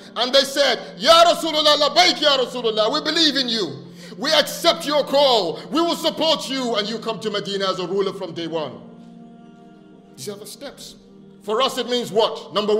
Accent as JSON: {"language": "English", "country": "Nigeria", "tie": "born or raised there", "said": "I was born here, but I grew up partly in Nigeria when I was young. And when I was growing up in Nigeria, every day in school, we recite the pledge."}